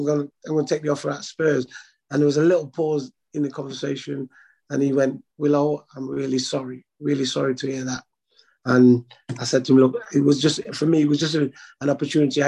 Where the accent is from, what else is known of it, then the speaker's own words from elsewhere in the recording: Manchester, North West England, United Kingdom; When I was growing up in Manchester